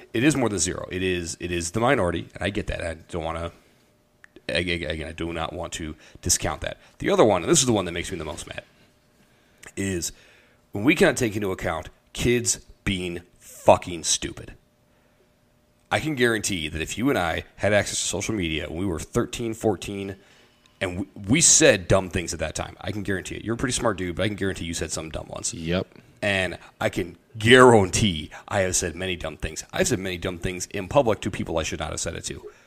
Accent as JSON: {"language": "English", "region": "Iowa", "country": "United States", "tie": "born or raised there", "said": "the church that I grew up with in Iowa"}